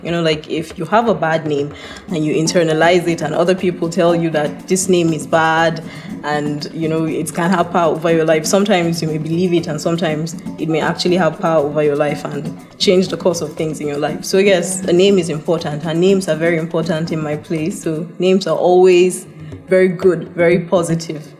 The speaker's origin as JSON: {"language": "English", "region": "Adamawa", "country": "Nigeria", "said": "I am from Adamawa, from a minority ethnic group called Yandang"}